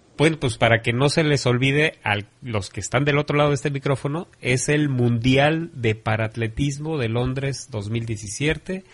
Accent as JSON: {"language": "Spanish", "country": "Mexico", "said": "como mexicanos"}